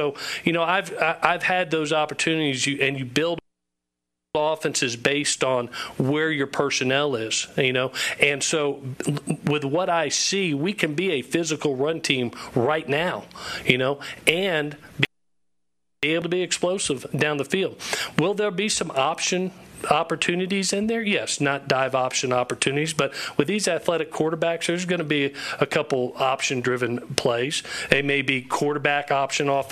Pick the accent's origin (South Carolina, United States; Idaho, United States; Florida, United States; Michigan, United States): Florida, United States; Gainesville; accent: twang; also born or lived in Los Angeles, California; now in Statesboro, United States; you can tell by my twang, I'm not originally from California. I was born in Gainesville, Florida